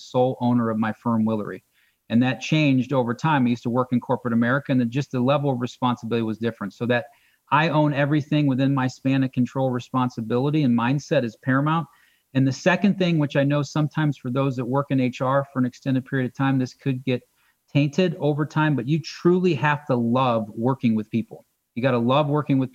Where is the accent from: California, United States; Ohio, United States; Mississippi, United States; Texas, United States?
Ohio, United States; Akron; I'm from Northeast Ohio. I'm an Akron guy.